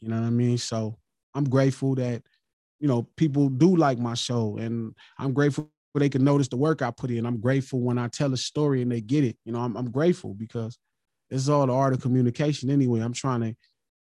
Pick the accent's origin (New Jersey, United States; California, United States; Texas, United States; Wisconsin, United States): California, United States; Los Angeles; I'm from Watts